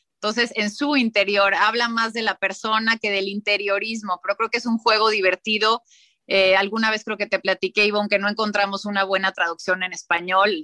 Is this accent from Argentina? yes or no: no; Mexico City, Mexico; also born or lived in Oaxaca; Luego crecí en San Ángel, esta colonia hermosa, colonial de la Ciudad de México